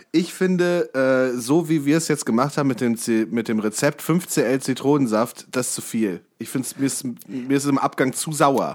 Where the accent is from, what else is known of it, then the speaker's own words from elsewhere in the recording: near Kassel, Hesse, Germany; ich bin ja in der Nähe von Kassel aufgewachsen